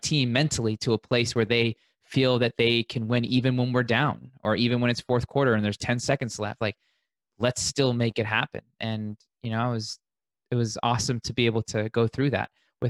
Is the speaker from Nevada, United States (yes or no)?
yes; Las Vegas, Nevada, United States; born and raised in Vegas, one of those rare unicorns, haven't left.